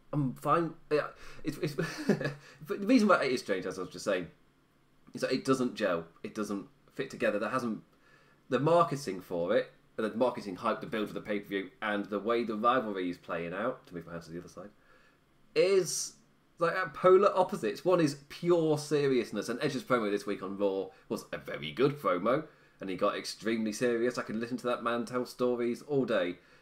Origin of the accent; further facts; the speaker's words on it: England, United Kingdom; I'm English